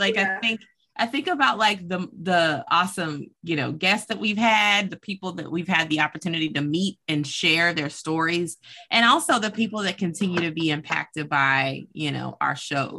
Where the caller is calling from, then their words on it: Kansas, United States; And I'm Dr. …, checking in Kansas.